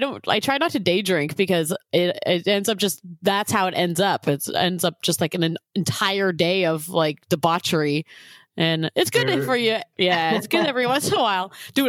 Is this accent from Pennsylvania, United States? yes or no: no; Santa Cruz, California, United States; when I grew up in Santa Cruz. Like Santa Cruz is in a bay, and across the bay is Monterey